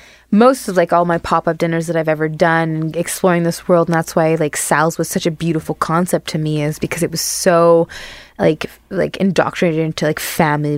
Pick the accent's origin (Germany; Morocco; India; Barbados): Barbados; now in Manitoba, Canada; the culture that I grew up in Barbados